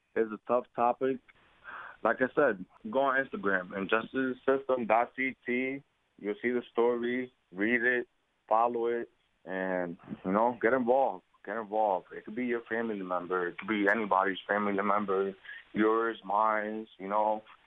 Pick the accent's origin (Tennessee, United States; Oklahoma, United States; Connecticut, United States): Connecticut, United States; Bridgeport; also born or lived in Puerto Rico; I was born in Puerto Rico. I was brought to Bridgeport, Connecticut at the age of one years old um, with my grandmother um, lived here all my life